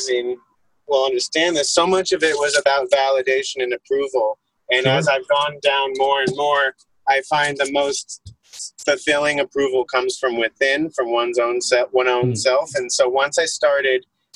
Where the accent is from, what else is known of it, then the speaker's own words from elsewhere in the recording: Arizona, United States; I grew up in Arizona in the suburbs